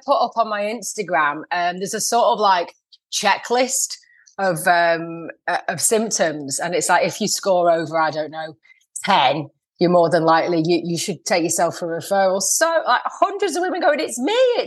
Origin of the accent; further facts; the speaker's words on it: Lancashire, North West England, United Kingdom; I'm from Lancashire.